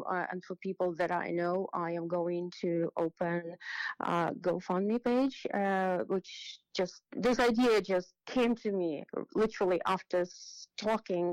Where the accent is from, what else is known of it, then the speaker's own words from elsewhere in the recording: Ukraine; moved away as an adult; now in New York, United States; growing up in Ukraine